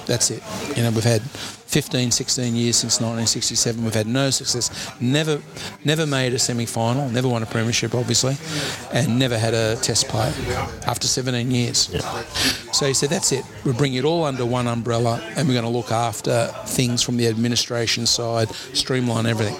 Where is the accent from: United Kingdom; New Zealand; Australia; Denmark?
Australia; Penrith, New South Wales; growing up in Penrith